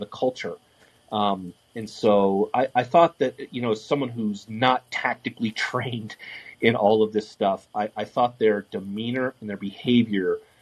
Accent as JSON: {"language": "English", "area": "15 miles from Columbine", "region": "Colorado", "country": "United States", "tie": "born or raised there", "said": "I grew up, and at the time I was 15 miles from Columbine"}